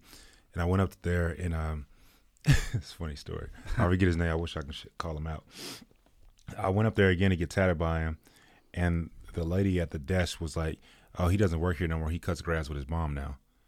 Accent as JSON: {"language": "English", "town": "Killeen", "region": "Texas", "country": "United States", "tie": "born there", "also_born_or_lived": "Germany / Washington / Arizona / Virginia", "said": "So I was born in Killeen, and then I traveled around the world, went to a bunch of elementary schools, lived in Germany, went to school over there, Washington, Arizona, Virginia, Georgia, Texas, a few different places, Austin, Irving, Grand Prairie."}